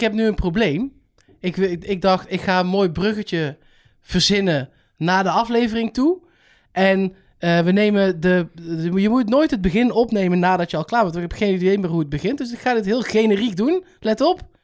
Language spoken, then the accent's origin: Dutch; Netherlands; als Nederlander